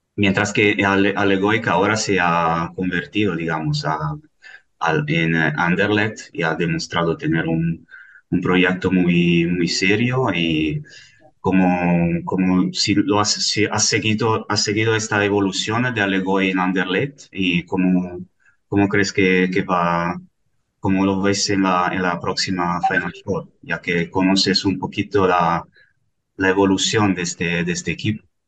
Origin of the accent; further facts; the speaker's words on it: Italy; moved away; yo también quería tirar por mi tierra, ya que soy italiano